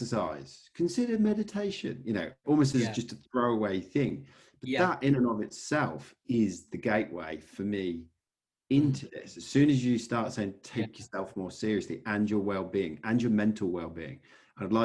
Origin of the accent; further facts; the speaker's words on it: England, United Kingdom; moved away as an adult; now in Australia; I am British, English, actually